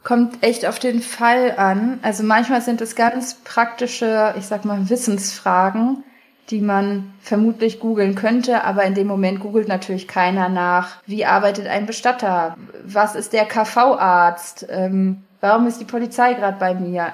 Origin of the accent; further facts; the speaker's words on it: Hanover, Lower Saxony, Germany; also born or lived in Texas, United States; now in Berlin, Germany; ich komme aus Hannover, aus der Landeskirche, so christlicher Kindergarten, konfirmiert, so das volle Programm